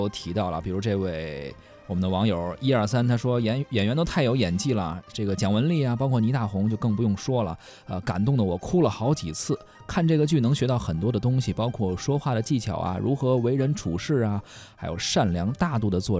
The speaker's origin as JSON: {"language": "Chinese", "region": "Shanghai", "country": "China", "said": "哎呀，这个一看就不是我们上海土土生土长。"}